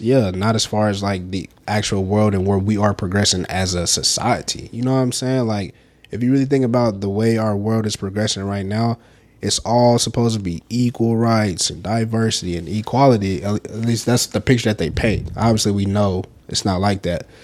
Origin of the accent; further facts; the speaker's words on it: the South, United States; we from the South